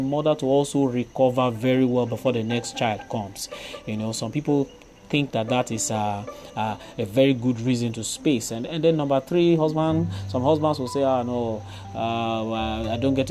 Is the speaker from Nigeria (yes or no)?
yes; Warri, Delta, Nigeria; growing up in Warri, somewhere around Igbi Street